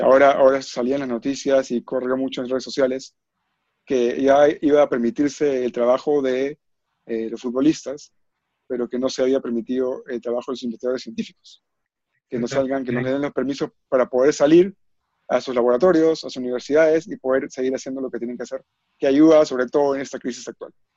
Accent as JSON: {"language": "Spanish", "country": "Peru", "said": "como peruanos que somos"}